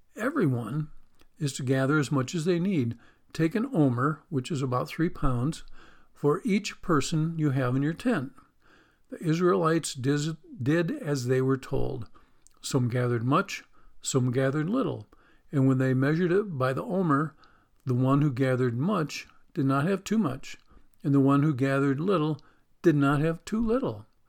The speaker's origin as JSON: {"language": "English", "region": "Western New York", "country": "United States", "tie": "born or raised there", "moved": "yes", "said": "I grew up in Western New York, near the Pennsylvania border on Lake Erie."}